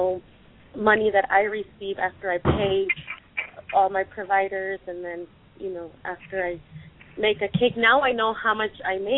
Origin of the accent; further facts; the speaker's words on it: Vista, California, United States; my parents are originally from Mexico. I was born here in the United States. We ended up in the city of Vista here in San Diego